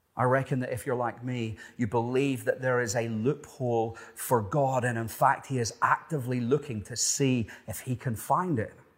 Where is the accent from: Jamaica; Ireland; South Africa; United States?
Ireland; moved away as an adult; also born or lived in Cronulla, Australia; Being Irish, I spent pretty much no time in the water growing up